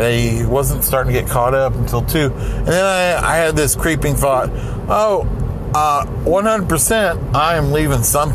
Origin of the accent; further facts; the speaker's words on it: Salina, Oklahoma, United States; moved away; my hometown, Salina, Oklahoma